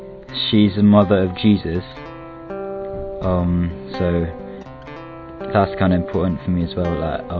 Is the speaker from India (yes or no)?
no; Philippines; now in England, United Kingdom; I live in England, but I'm originally from Philippines.